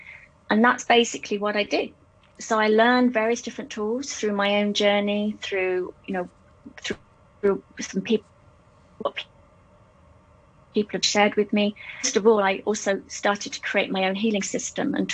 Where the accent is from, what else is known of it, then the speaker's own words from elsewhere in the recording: England, United Kingdom; moved away as an adult; now in Hong Kong; I'm from England originally, and I came to Hong Kong in 1996